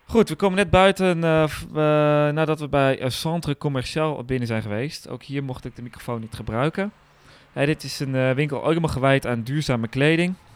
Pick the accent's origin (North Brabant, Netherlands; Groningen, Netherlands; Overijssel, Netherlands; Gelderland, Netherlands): Groningen, Netherlands; bij ons in Groningen